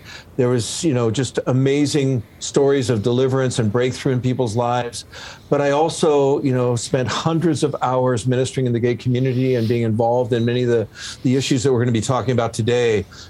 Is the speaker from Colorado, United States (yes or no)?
no; San Francisco, California, United States; I was raised actually in San Francisco